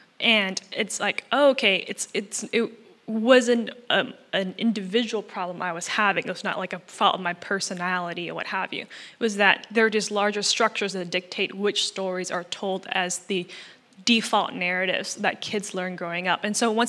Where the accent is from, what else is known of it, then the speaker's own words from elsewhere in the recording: Malaysia; So I'm Chinese Malaysian. That is a heritage I'm proud